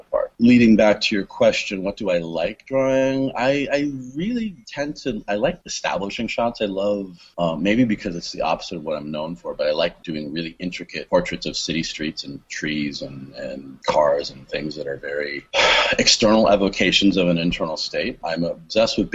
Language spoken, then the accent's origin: English; Canada; moved away as an adult; now in Long Beach, United States; I am Canadian, okay. But I haven't lived there since 2001